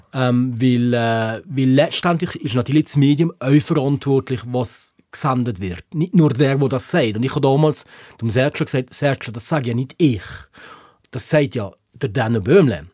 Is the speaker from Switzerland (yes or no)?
yes; Switzerland; wir in der Schweiz